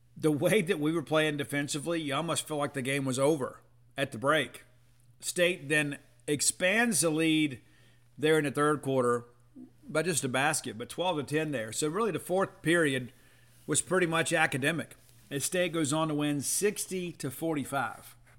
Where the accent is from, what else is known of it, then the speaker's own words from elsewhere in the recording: South Mississippi, United States; I'm from South Mississippi